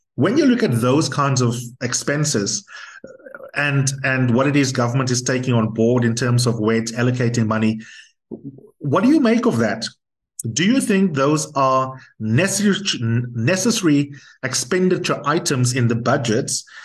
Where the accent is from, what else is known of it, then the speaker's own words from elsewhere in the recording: South Africa; as a South African